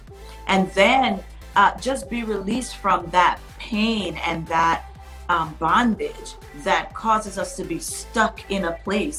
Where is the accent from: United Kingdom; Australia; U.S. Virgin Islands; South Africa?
U.S. Virgin Islands; when I was growing up in the Virgin Islands, it was like you couldn't even leave the house without drinking tea